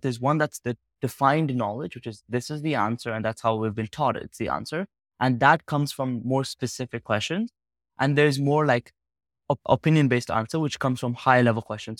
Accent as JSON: {"language": "English", "country": "Uganda", "tie": "born or raised there", "moved": "yes", "said": "I spent most of my life growing up in Uganda, a small country in West Africa"}